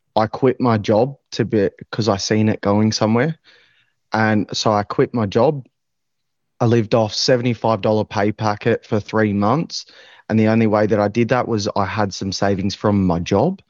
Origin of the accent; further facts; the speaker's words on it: Maui, Victoria, Australia; I grew up around Maui. I was raised around Maui.